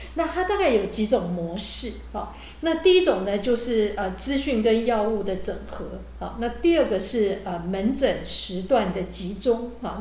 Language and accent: Chinese; Taiwan; 我们台湾人